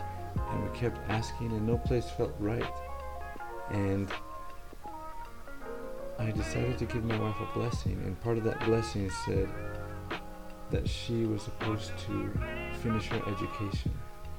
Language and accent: English; Utah, United States; first language Spanish; moved away as an adult; now in Hawaii, United States; I was born and raised in Utah. My parents are from El Salvador. So I grew up speaking Spanish